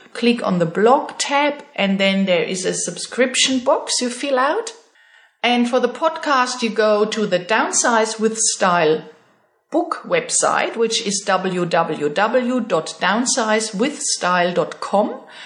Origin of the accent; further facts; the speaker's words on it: Germany; moved away as an adult; now in Australia; my German passport